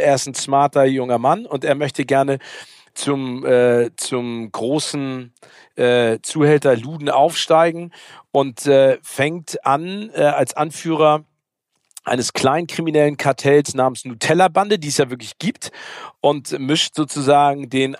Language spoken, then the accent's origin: German; Hamburg, Germany; als Hamburger